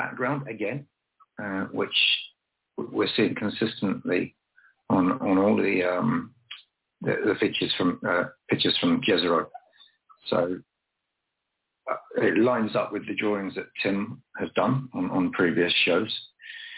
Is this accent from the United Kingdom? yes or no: yes; Dorset, South West England, United Kingdom; my hometown of Dorset